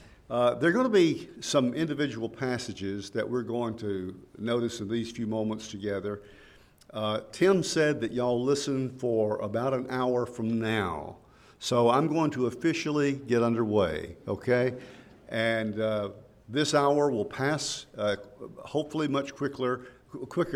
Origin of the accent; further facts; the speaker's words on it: Woodbury, Tennessee, United States; now in Henderson, United States; growing up in Woodbury